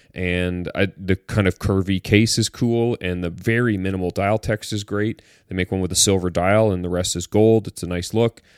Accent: Caledonia, Ontario, Canada; also born or lived in Vancouver; I grew up in a little town called Caledonia in Ontario

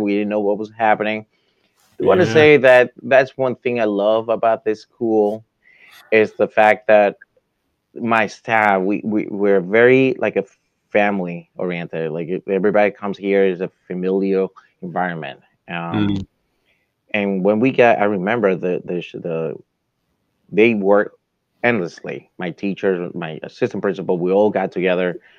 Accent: New York City, New York, United States; moved away as an adult; also born or lived in Washington, D.C.; now in Florida, United States; I grew up in New York. I lived there for 29 years

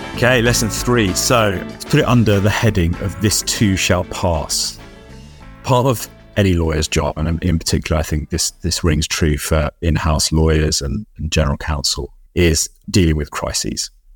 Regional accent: London, United Kingdom; ten years old growing up in North West London

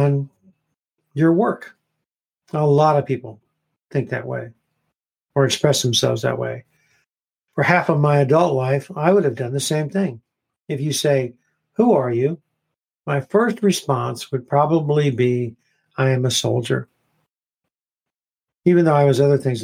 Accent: United States; I am an American Christian

